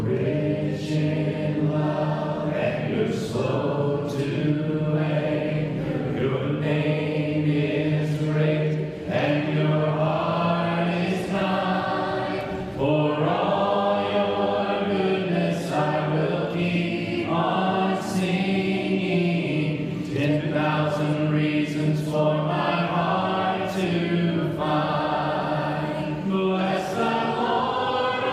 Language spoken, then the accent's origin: English; Southwest Missouri, United States; moved away; my hometown church in Southwest Missouri